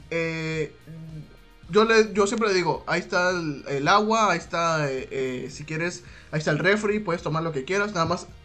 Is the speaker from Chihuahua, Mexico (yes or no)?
no; Sinaloa, Mexico; perdóname, perdóname, soy de Sinaloa. Un saludo para los Sinaloa también